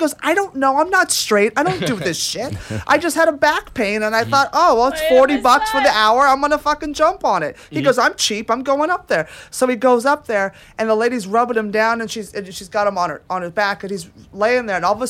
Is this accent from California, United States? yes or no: yes; California, United States; Like growing up in California